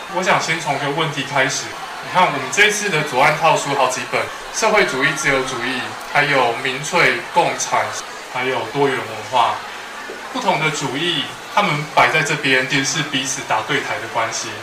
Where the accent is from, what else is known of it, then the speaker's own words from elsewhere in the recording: Taiwan; 你跟我都是台湾人